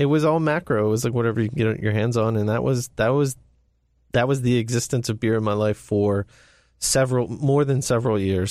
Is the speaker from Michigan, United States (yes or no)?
no; Ellicott City, Maryland, United States; I grew up, born and raised in Ellicott City